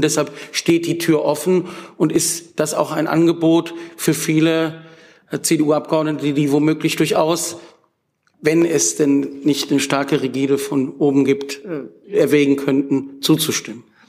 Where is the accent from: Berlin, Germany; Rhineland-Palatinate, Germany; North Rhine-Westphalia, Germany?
North Rhine-Westphalia, Germany; Wuppertal; ich komme aus Wuppertal, der Stadt von Peter Hinze